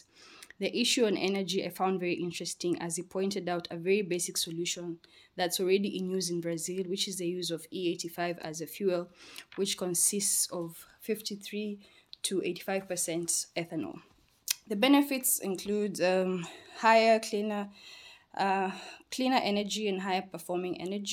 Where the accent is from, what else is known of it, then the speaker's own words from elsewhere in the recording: Kenya; my home country, Kenya